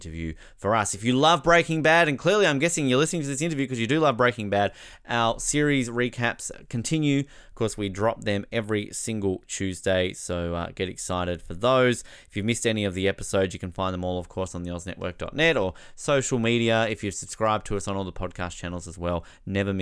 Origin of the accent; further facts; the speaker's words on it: Tasmania, Australia; my home state of Tasmania where I am